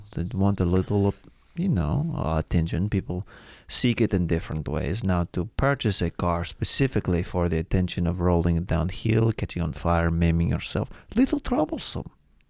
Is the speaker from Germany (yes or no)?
no; Russia; I'm familiar with day terrors. I'm from Russia.